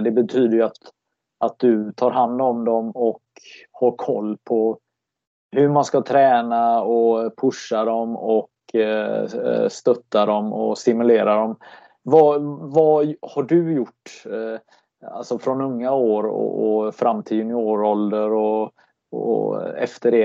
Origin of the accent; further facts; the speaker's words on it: Gothenburg, Västra Götaland, Sweden; som göteborgare